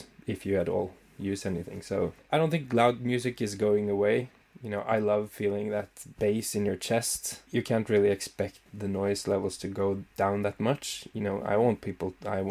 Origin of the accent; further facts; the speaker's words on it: Scotland, United Kingdom; I'm Scottish.